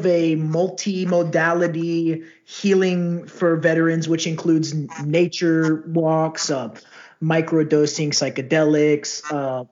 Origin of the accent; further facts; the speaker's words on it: Houston, Texas, United States; I'm a Houstonian. I'm from Texas